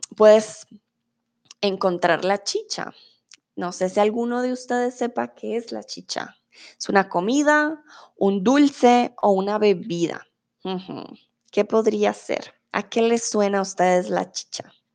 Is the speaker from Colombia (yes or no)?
yes; Bogotá, Colombia; moved away as an adult; yo soy de Bogotá. Ah, nací ahí, viví toda mi vida en Bogotá